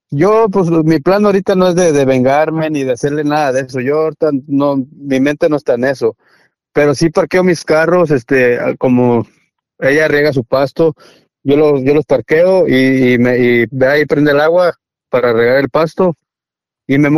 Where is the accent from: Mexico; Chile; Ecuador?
Mexico; yo respeto a toda la gente porque pues yo soy mexicano, ¿verdad?